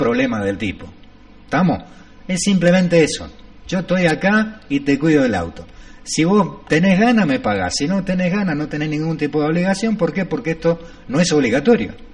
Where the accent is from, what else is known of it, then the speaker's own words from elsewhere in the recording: Capilla del Monte, Córdoba, Argentina; soy nativo de Capilla del Monte.